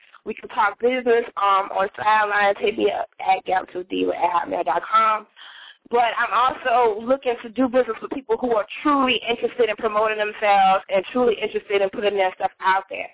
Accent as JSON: {"language": "English", "town": "New York City", "region": "New York", "country": "United States", "moved": "yes", "lives_now": "Virginia, United States", "said": "I don't come from Virginia, okay? I come from New York. I'm from Queens. Far Rockaway"}